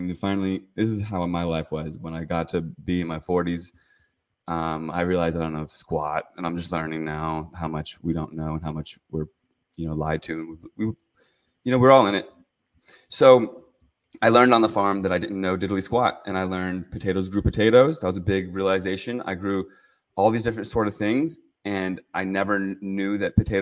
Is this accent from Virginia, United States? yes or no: yes; Herndon, Virginia, United States; moved away as an adult; also born or lived in California; now in Oregon, United States; I grew up in Northern Virginia. I went to Herndon High School, went to Virginia Tech